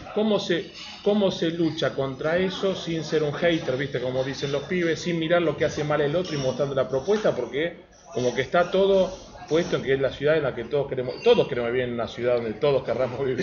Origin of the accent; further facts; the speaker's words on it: Buenos Aires, Argentina; Y uno como porteño, yo vivo en esta ciudad